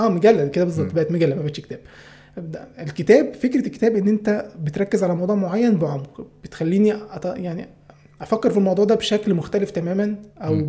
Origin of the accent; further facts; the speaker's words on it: Upper Egypt, Egypt; now in Cairo, Egypt; انا اساسا على فكره من الصعيد انا مش من القاهره